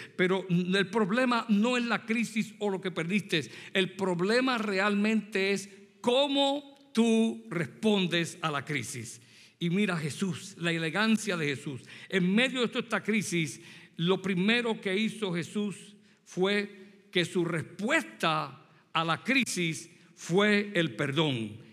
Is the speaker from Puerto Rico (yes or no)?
yes; Puerto Rico; moved away; soy puertorriqueño. Así que yo nací en Puerto Rico y me crié allí